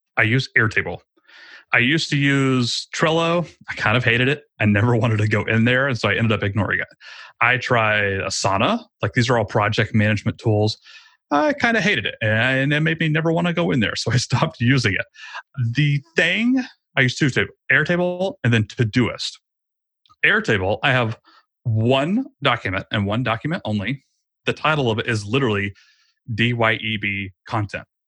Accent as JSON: {"language": "English", "region": "Georgia", "country": "United States", "tie": "born or raised there", "said": "I moved my family across the state of Georgia back to my hometown, actually, where I grew up."}